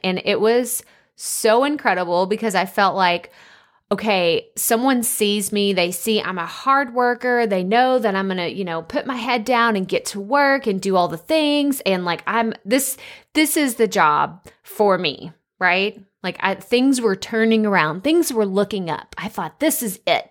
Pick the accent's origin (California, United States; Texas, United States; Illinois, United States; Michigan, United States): Texas, United States; Athens; moved away as an adult; also born or lived in Dallas-Fort Worth area; I'm from a small town in Northeast Texas, Athens, Texas